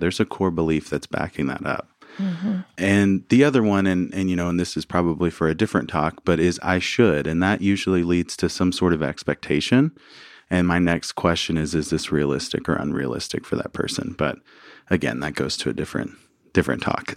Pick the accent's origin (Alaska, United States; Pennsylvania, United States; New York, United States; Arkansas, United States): Arkansas, United States; moved away; also born or lived in New Orleans; I grew up in Arkansas, uh, small town.